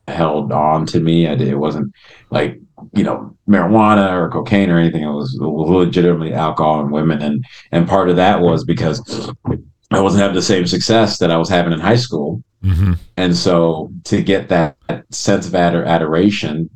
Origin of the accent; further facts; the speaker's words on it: Chicago, Illinois, United States; moved away; also born or lived in Rochester, New York / Evanston, Illinois / Los Angeles; I was born in upstate New York, in Rochester, and I grew up in Chicago and / Evanston, Illinois.